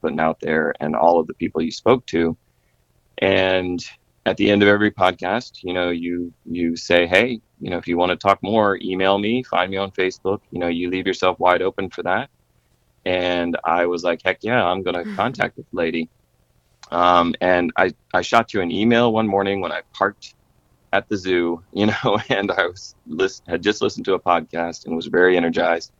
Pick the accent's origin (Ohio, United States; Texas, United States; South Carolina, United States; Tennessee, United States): South Carolina, United States; I grew up in South Carolina